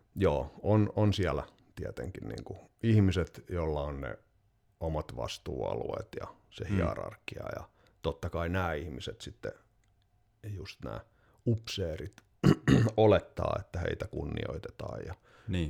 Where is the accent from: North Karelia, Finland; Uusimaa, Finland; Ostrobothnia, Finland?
Ostrobothnia, Finland; Vaasa; moved away; also born or lived in Turku; mä olin Vaasasta kotoisin